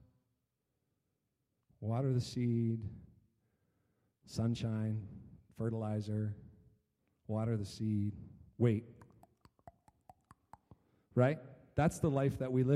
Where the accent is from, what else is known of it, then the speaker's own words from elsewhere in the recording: Chatham, Ontario, Canada; when I was growing up in Chatham, Ontario